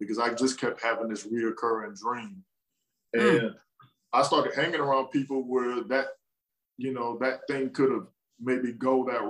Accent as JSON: {"language": "English", "town": "Killeen", "region": "Texas", "country": "United States", "tie": "born or raised there", "also_born_or_lived": "Washington, D.C. / Maryland / Arlington / Houston", "said": "I was born in Washington, D.C. And I was in Maryland till like 9. And then my family from Texas, my father got stationed in Texas, and I lived in Killeen. And, you know, Killeen is home."}